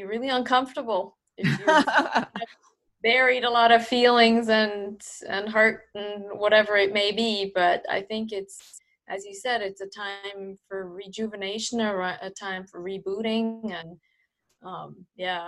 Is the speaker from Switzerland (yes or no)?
yes; Switzerland; moved away as an adult; now in United States; growing up in Switzerland